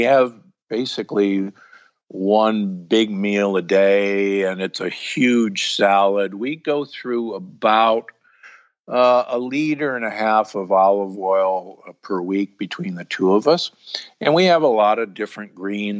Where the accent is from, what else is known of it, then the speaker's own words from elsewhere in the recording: United States; also born or lived in Omaha, Nebraska / Milwaukee, Wisconsin; I grew up in Omaha and Milwaukee where, you know, beef and pork is king.